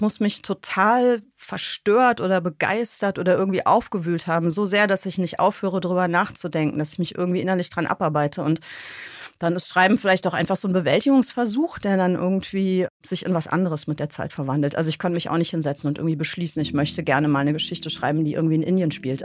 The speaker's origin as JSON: {"language": "German", "town": "Bonn", "region": "North Rhine-Westphalia", "country": "Germany", "tie": "born or raised there", "said": "Und ich bin in Godesberg geboren, ich bin da aufgewachsen und bin da zur Schule gegangen"}